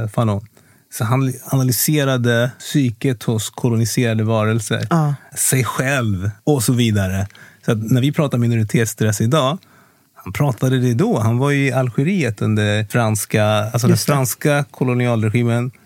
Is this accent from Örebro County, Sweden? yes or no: no; Kungsängen, Stockholm County, Sweden; also born or lived in Congo; jag är uppväxt i Kungsängen. Nord, nord, nordväst om Stockholm.